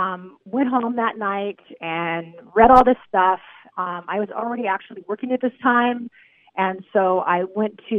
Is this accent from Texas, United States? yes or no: no; Santa Maria, California, United States; I grew up in a small town in California, Santa Maria